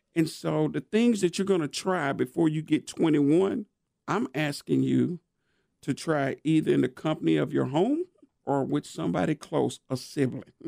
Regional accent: Nashville, Tennessee, United States; born and raised in East Nashville

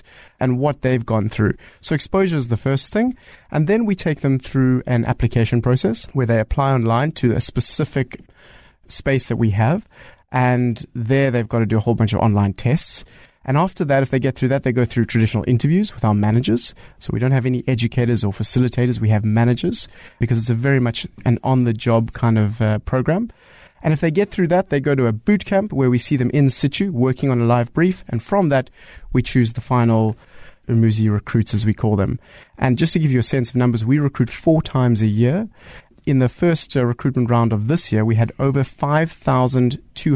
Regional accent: South Africa; as a South African

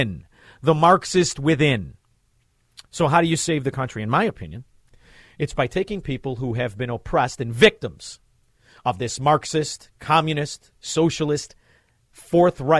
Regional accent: Melrose Park, Illinois, United States; also born or lived in Chicago; I'm from Melrose Park.

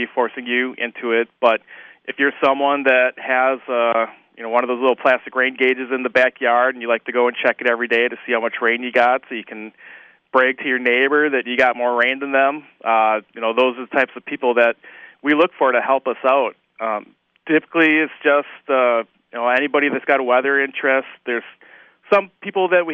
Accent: Fond du Lac, Wisconsin, United States; I grew up in Fond du Lac, so I witnessed the Oakfield tornado back in 1996

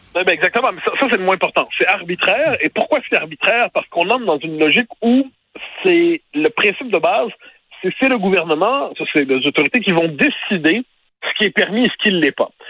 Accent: Quebec, Canada; On est des Québécois

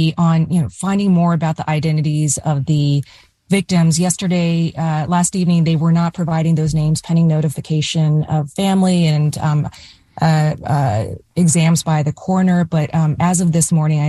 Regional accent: East Coast, United States; I grew up on the East Coast in the 80s and 90s, not from California

